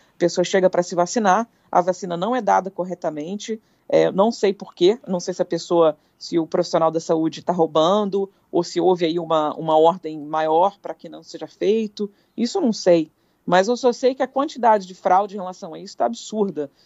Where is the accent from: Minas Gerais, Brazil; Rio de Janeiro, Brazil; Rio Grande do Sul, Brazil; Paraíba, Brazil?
Rio de Janeiro, Brazil; Petrópolis; moved away; eu fui criada em Petrópolis, que é uma serra do Rio de Janeiro.